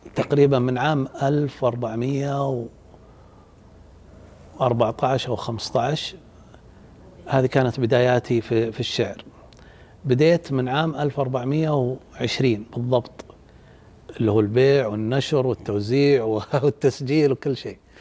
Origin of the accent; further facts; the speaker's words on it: Saudi Arabia; عندنا بالسعودية